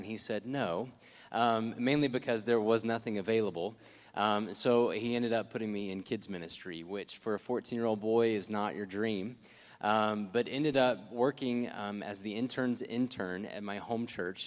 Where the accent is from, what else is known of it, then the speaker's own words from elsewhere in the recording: Jackson, Mississippi, United States; moved away; I'm originally from Jackson, Mississippi, so just to go ahead and throw that out there, that is where I'm from